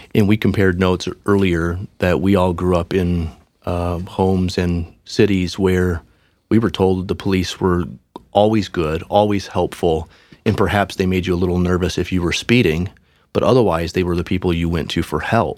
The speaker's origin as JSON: {"language": "English", "area": "outside of Detroit", "region": "Michigan", "country": "United States", "tie": "born or raised there", "said": "I grew up outside of Detroit in a little suburb that was almost completely white"}